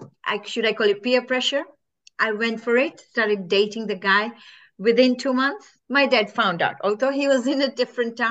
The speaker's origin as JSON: {"language": "English", "country": "Kenya", "said": "I'm originally from Kenya"}